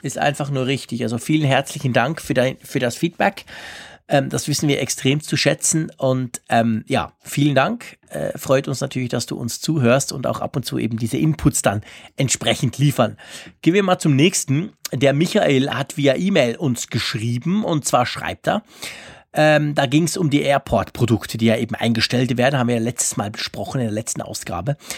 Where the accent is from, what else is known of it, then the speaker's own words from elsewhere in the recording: Switzerland; als Schweizer